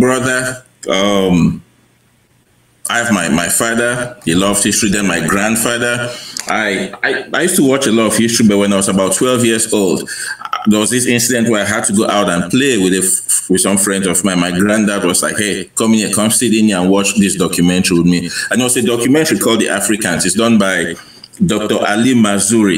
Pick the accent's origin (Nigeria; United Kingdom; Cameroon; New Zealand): Cameroon; moved away; I grew up in Cameroon um, in the 1980s